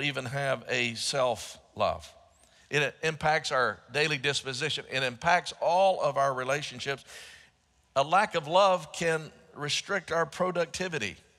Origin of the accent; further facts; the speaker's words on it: Dallas, Texas, United States; when I was growing up in Southeast Dallas, as a young person in the Dallas area